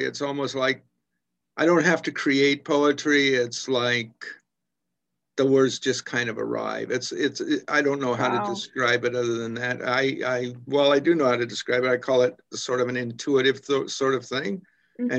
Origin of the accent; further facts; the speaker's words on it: United States; moved away as an adult; now in Kingston, Canada; I'm from the States originally